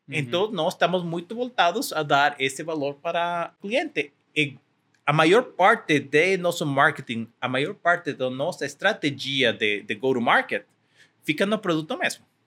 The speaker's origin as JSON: {"language": "Portuguese", "country": "Mexico", "also_born_or_lived": "California", "second_language": "Portuguese", "said": "sou mexicano"}